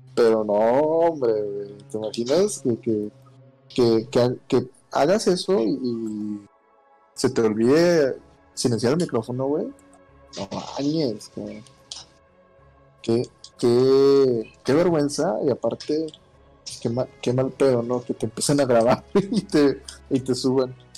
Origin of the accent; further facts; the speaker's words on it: Monclova, Coahuila, Mexico; moved away; mi ciudad natal, allá Monclova, Monclova, Coahuila